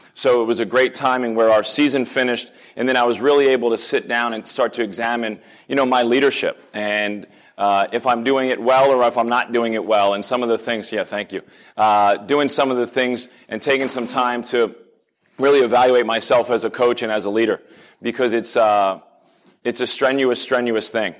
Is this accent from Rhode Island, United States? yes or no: no; New Jersey, United States; moved away as an adult; now in Pittsburgh, United States; I grew up in New Jersey